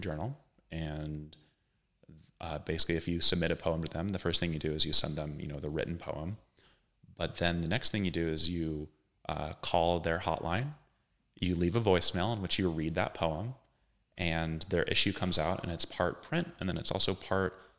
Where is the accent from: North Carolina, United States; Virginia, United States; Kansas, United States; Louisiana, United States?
Kansas, United States; also born or lived in Philadelphia; now in Indiana, United States; I'm from Kansas originally